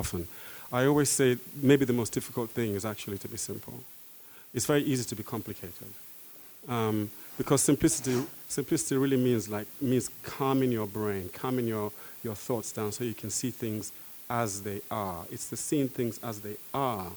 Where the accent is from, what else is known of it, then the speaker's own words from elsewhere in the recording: London, United Kingdom; I'm a Londoner.